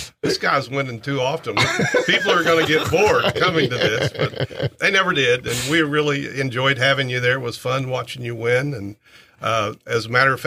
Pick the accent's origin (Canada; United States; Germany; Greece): United States; Thayer, Missouri; moved away as an adult; also born or lived in Annapolis, Maryland / West Coast; I'm originally from Thayer, right here in Oregon County. I graduated from Thayer High School